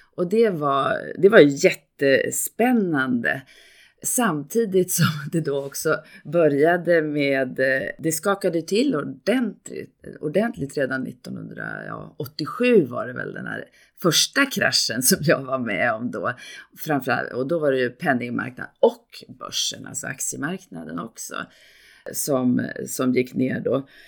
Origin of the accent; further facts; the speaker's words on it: Gävle, Gävleborg County, Sweden; moved away as an adult; now in Stockholm, Sweden; jag kommer från Gävle, jag är inte här från Stockholm.